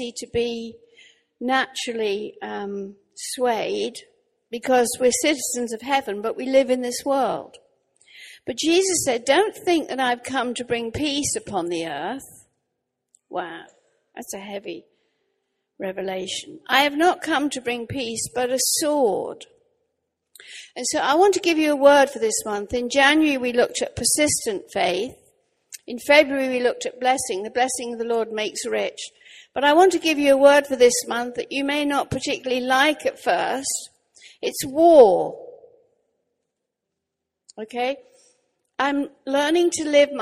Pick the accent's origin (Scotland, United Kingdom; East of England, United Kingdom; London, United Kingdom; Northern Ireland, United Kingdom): East of England, United Kingdom; Norwich; I'm actually from Norwich in Norfolk